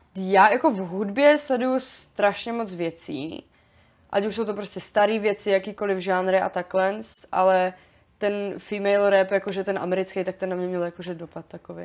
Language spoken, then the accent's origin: Czech; Frýdek-Místek, Moravian-Silesian Region, Czechia; já jsem z Frýdku místku